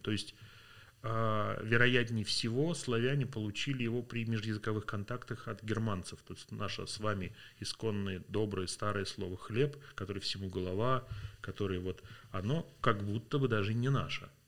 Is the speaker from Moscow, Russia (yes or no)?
no; Vladimir Oblast, Russia; я родился во Владимирской области, в маленьком районном городе